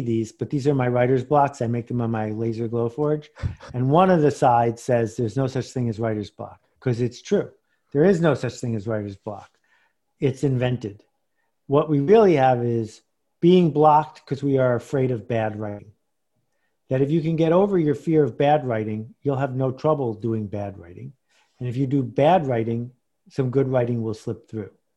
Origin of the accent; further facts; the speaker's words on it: Buffalo, New York, United States; moved away; I grew up in Buffalo, New York, which is four hundred miles from here.